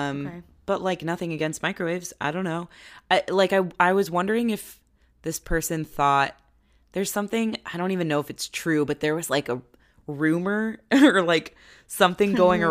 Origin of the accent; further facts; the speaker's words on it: East Coast, United States; my attitude growing up on the East Coast, and I've spent a lot of time in New York.